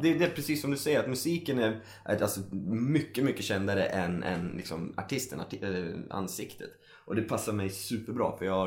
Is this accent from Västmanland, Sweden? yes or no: yes; Sala, Västmanland, Sweden; jag är uppvuxen i Sala